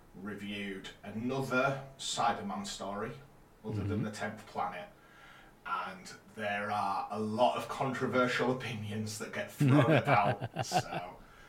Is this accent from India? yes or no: no; Yorkshire and the Humber, United Kingdom; I'm a Yorkshire boy